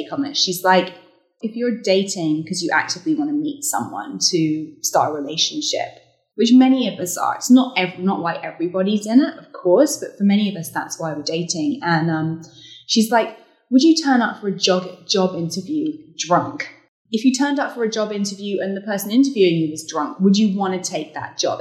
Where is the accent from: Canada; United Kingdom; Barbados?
United Kingdom; moved away; growing up as a Brit working in magazine journalism